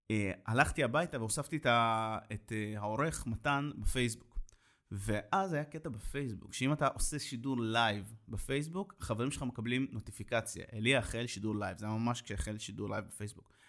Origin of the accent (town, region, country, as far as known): Ashdod, Southern District, Israel